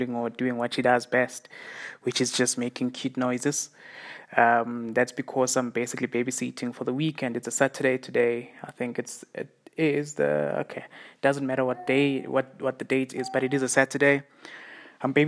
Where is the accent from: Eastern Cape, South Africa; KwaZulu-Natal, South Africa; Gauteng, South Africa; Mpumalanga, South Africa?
Mpumalanga, South Africa; Siyabuswa; the township I grew up in here in South Africa. It's called Siyabuswa